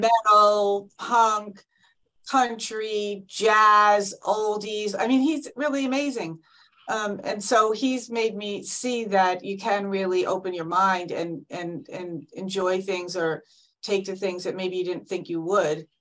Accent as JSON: {"language": "English", "town": "Fairfield", "region": "Connecticut", "country": "United States", "said": "I'm from Fairfield, Connecticut"}